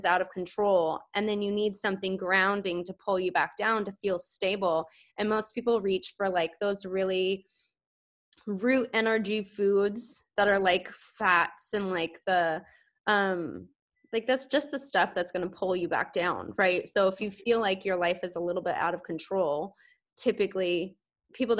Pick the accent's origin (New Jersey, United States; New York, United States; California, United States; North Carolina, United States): California, United States; San Diego; now in Phoenix, United States; I grew up in San Diego